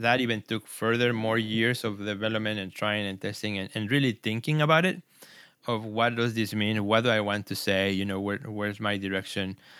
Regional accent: Mexico City, Mexico; also born or lived in Puebla, Mexico; now in Chicago, United States; I was born in Mexico in the city of Puebla, which is about two hours from Mexico City. But, uh, my parents then moved back to Mexico City, so I grew up i-, there

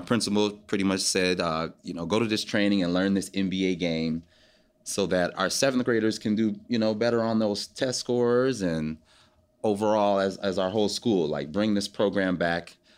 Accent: Detroit, Michigan, United States; My hometown is Detroit, Michigan.

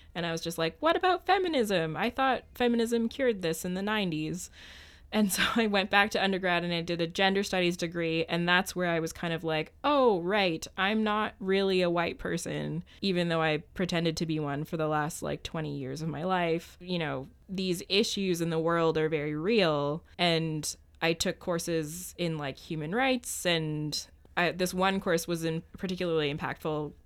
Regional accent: Ottawa, Ontario, Canada; moved away as an adult; I grew up in Ottawa, Ontario

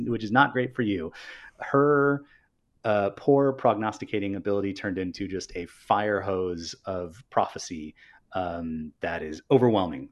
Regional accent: Northern California, United States; I'm from Northern California and not from Southern California

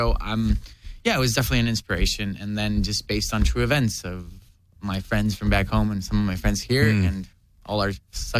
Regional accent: Guatemala City, Guatemala Department, Guatemala; moved away as an adult; now in United States; I was born and raised in Guatemala City, Guatemala.

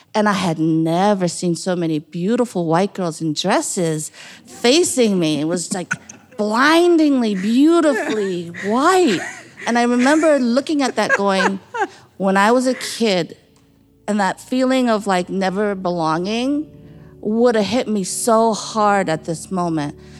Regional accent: New York, United States; when I was growing up in New York

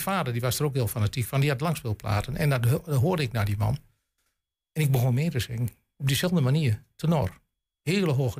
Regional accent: Glanerbrug, Overijssel, Netherlands; moved away as an adult; also born or lived in Rijssen; now in Gronau, Germany; ik ben Gladenbrugge geboren en getogen in Glanenbrugge

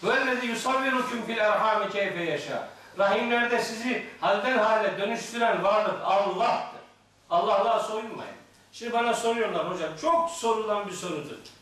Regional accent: Black Sea Region, Turkey; Bizim Karadeniz'de

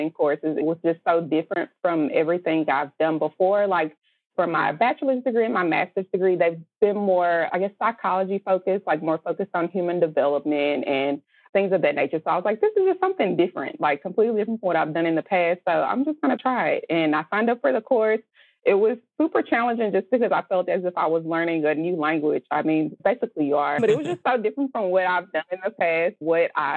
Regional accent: Texas, United States; I'm from Texas.

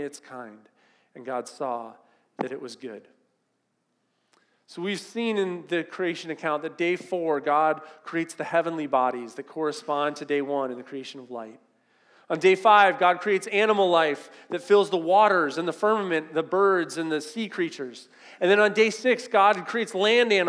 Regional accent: Southern California, United States; I grew up in Southern California

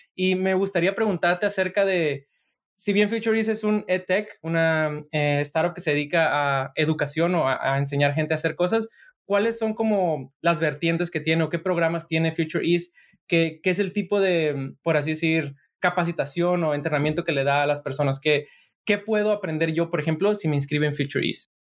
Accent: Sinaloa, Mexico; yo soy de Sinaloa

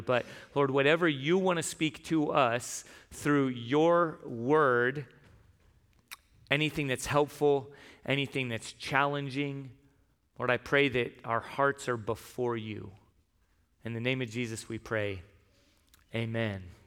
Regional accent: San Diego, California, United States; now in Tucson, United States; I grew up in San Diego

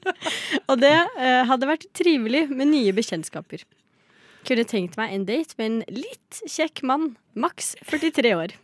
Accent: Lillehammer, Innlandet, Norway; Jeg er fra Lillehammer.

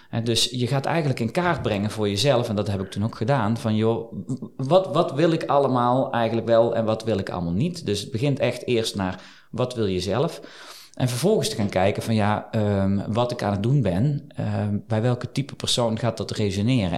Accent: Eindhoven, North Brabant, Netherlands; moved away as an adult; also born or lived in Geldrop; now in Liessel, Netherlands; ik kom oorspronkelijk uit Eindhoven, geboren, getogen

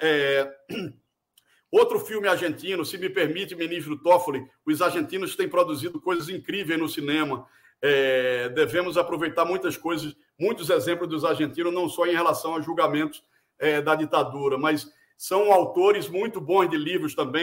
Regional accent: Recife, Pernambuco, Brazil; now in São Paulo, Brazil; no Recife, a cidade onde eu nasci e para onde sempre procuro voltar, embora viva muitos anos em São Paulo

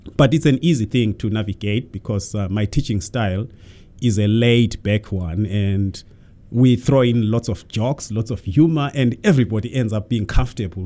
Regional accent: Zimbabwe; moved away; I was born in Zimbabwe many, many centuries ago

